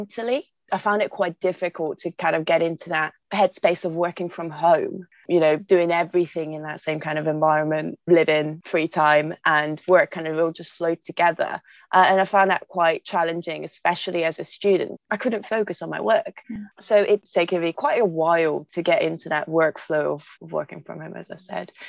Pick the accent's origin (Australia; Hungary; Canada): Hungary; now in Bristol, United Kingdom; I'm originally from Hungary, but moved to England to kind of help me have a better future